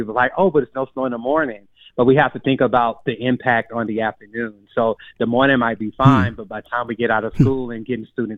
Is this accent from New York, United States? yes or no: no; Texas, United States; moved away as an adult; now in Madison, United States; I'm a Texan